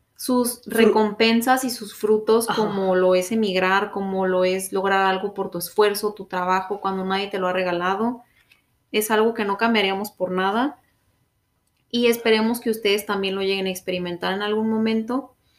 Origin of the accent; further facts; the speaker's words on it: Mexico; moved away as an adult; also born or lived in Orlando, Florida; now in Canada; yo tenía que regresar a México